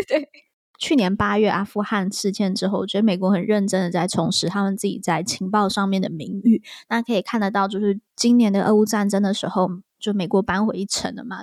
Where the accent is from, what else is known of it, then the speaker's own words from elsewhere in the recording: Taiwan; 我是台湾人